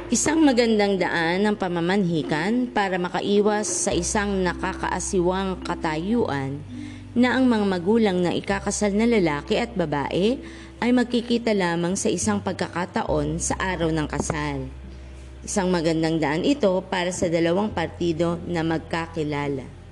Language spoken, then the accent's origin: Tagalog; Philippines; mga tradisyon natin bilang isang Pilipino